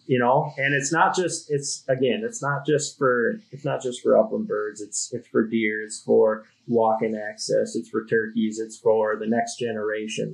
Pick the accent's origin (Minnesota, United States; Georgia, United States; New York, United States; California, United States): Minnesota, United States; Duluth; I grew up in Duluth, Minnesota